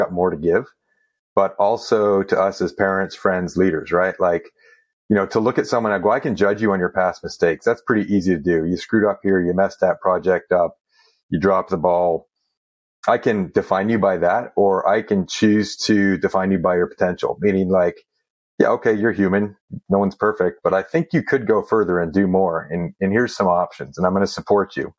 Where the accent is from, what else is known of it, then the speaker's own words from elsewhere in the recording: Eastern Ontario, Canada; I was born at a very young age, like a lot of us, in a hospital in Eastern Ontario